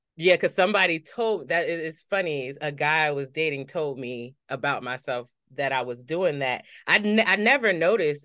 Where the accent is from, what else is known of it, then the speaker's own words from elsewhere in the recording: Paterson, New Jersey, United States; I grew up in Patterson